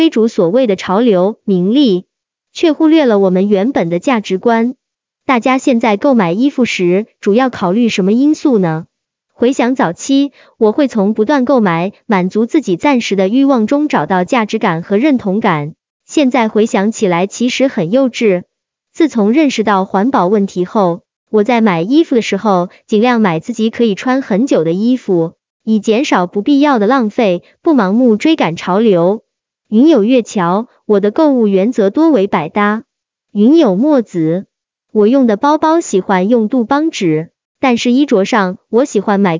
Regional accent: China; 回国后查看我们中国古文化资料，发现我们中国人其实一直有惜物与敬天爱人这样的价值观。

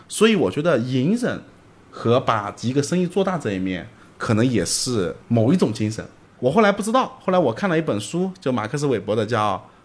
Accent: Zhejiang, China; 我是浙江人

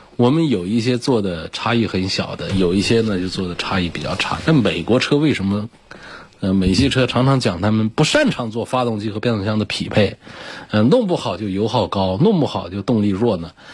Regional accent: China; 我们中国人

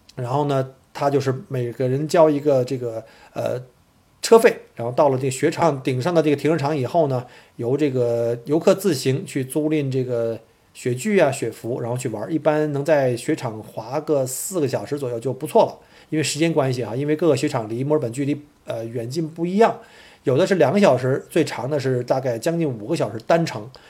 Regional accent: Beijing, China; moved away as an adult; also born or lived in Harbin, Heilongjiang; now in Melbourne, Australia; 因为我本身是从北京来的嘛

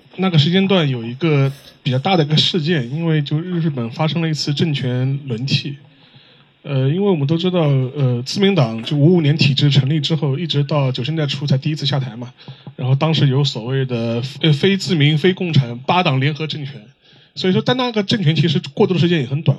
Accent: China; 我们中国人

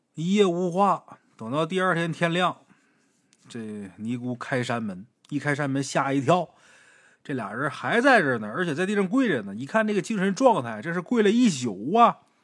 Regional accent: Haicheng, Liaoning, China; 像我老家海城这地方就是这样的，你像靠东一点儿，像马蜂这边儿，那都是山

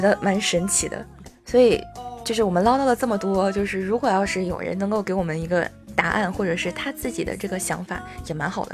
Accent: China; 我们中国人

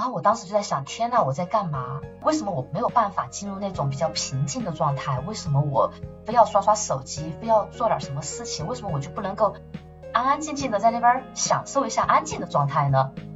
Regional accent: rural Southwest China, China; moved away as an adult; now in Paris, France; 我来自就是西南的嗯。，呃，大农村嘛，那个时候呢，住在外婆家嗯。没有自来水，也没有厕所，就是那种农村的茅房

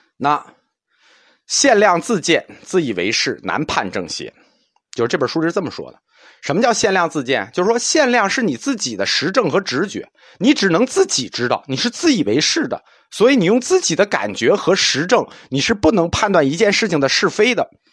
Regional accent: China; 一听异心我们中国人就懂了

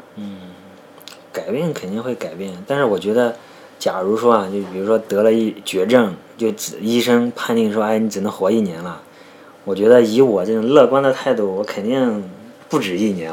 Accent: Shandong, China; 我山东人嘛，对这个军旅情节多少是有点儿情节的

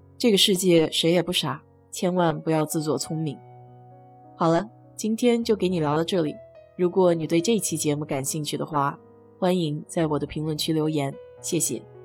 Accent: China; now in United States; 我们中国人常说

